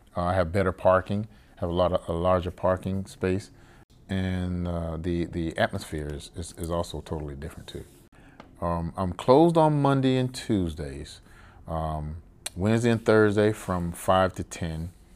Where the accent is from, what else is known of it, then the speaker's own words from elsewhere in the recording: Savannah, Georgia, United States; moved away as an adult; born and raised in Savannah, Georgia